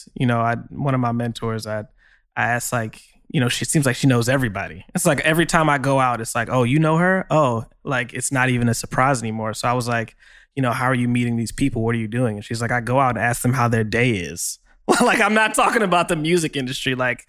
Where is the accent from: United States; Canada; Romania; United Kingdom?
United States; Long Island, New York; You know, I'm from Long Island.